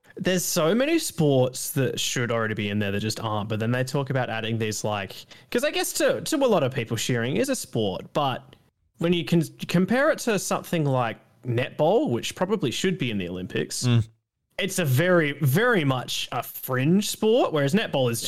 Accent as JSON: {"language": "English", "country": "Australia"}